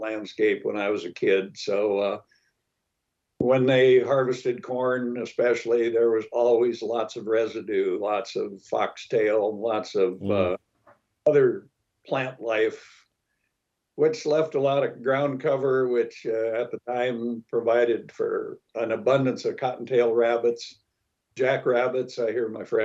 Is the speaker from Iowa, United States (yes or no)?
yes; Iowa, United States; moved away; Iowa, I didn't know any better at the time. It's the only country I laid eyes on for an early part of my life.